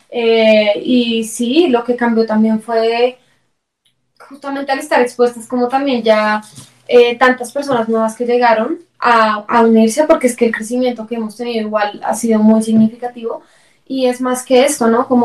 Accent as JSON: {"language": "Spanish", "town": "Bogotá", "region": "Bogotá Capital District", "country": "Colombia", "said": "porque yo soy más, rola que chapinero, mejor dicho, así que ella es la embolatada, yo bien rolita."}